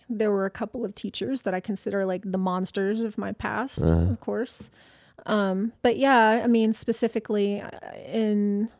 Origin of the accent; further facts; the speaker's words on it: the South, United States; I think I grew up in the South. So I lived in every Southern state from New Mexico to the East Coast.